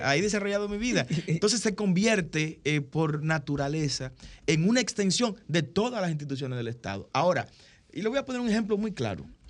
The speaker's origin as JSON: {"language": "Spanish", "country": "Dominican Republic", "said": "A partir del año 1844, somos dominicanos"}